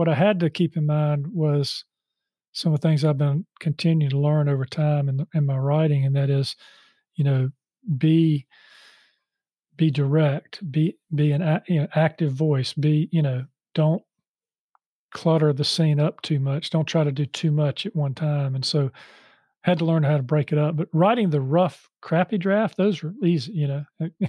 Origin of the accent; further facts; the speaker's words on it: Charlotte, North Carolina, United States; Yeah, so just to tie what you just said, I grew up in Charlotte and I went to school here.